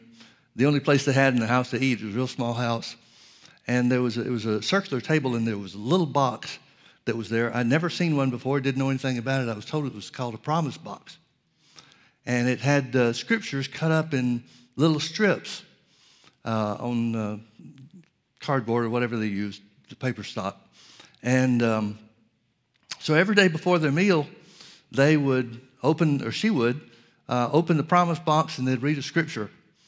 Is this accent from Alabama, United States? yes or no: yes; Birmingham, Alabama, United States; I grew up in Birmingham, Alabama, outside of Birmingham, Alabama.